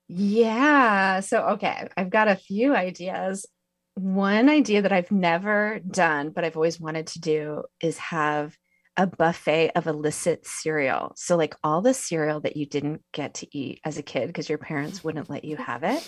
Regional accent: Santa Cruz, California, United States; I grew up near Santa Cruz

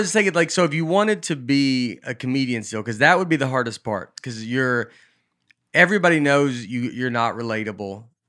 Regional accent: Hollywood, California, United States; I'm from Hollywood.

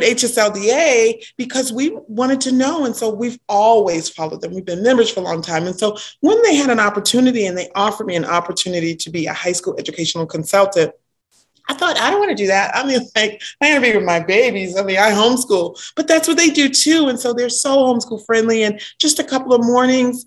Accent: Orange, New Jersey, United States; also born or lived in Newark, New Jersey; now in Maryland, United States; I was born in Newark. I was raised in Orange, New Jersey

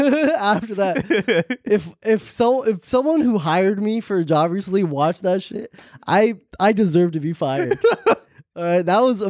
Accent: New Jersey, United States; I'm from New Jersey.

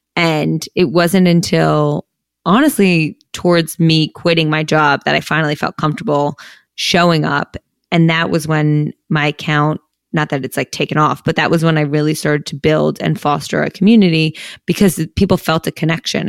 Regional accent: Princeton, New Jersey, United States; we came from Princeton, New Jersey, so, like, a very nice town

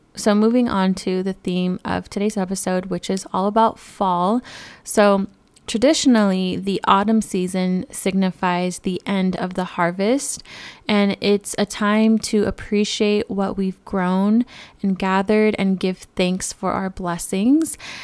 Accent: California, United States; moved away; born and raised in California

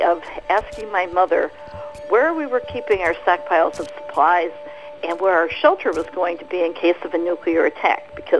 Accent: Gary, Indiana, United States; I grew up in the 50s in Gary, Indiana.

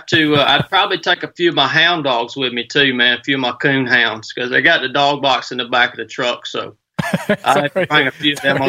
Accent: Northwest Georgia, United States; now in Suffolk, United States; born and raised in Northwest Georgia, man.

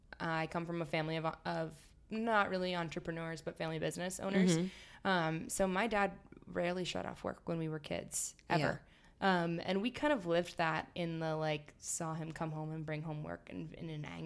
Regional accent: Villanova, Pennsylvania, United States; I'm from just outside of Philadelphia, like Villanova, Wayne area.

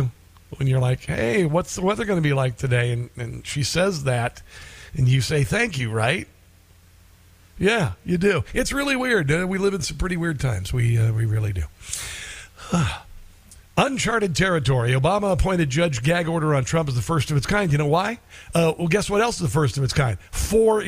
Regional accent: Iowa, United States; Iowa, which is my home state

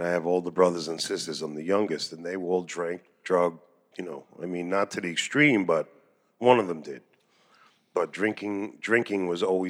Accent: Freeport, New York, United States; also born or lived in Oceanside, New York; I was born in Oceanside, grew up in Freeport.

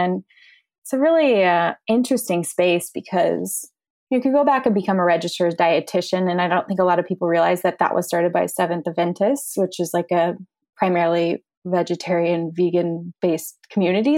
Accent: Orange County, California, United States; I grew up in Orange County, California

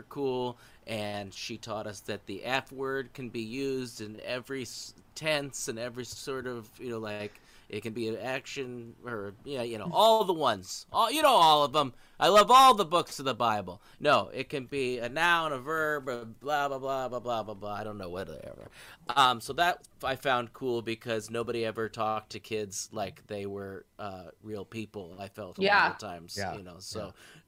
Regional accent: Nebraska, United States

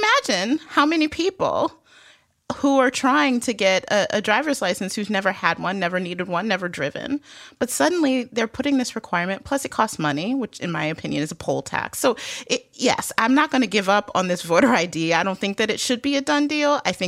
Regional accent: Detroit, Michigan, United States; I'm from Detroit, which is a international border state, and there was a requirement. When I grew up, you could go to Canada with just your driver's license

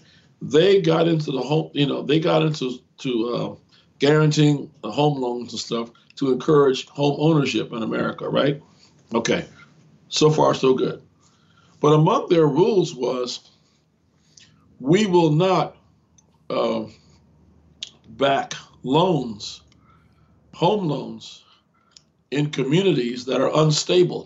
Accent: Gary, Indiana, United States; I grew up in the Chicago area, in Gary, Indiana, to be exact.

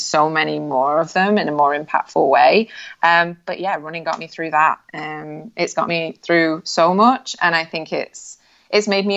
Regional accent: United Kingdom; I'm British at heart, so like we're pretty reserved anyway

